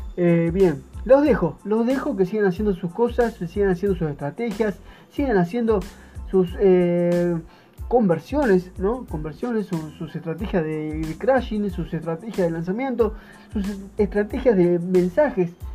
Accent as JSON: {"language": "Spanish", "town": "Buenos Aires", "country": "Argentina", "said": "soy de Buenos Aires, Argentina"}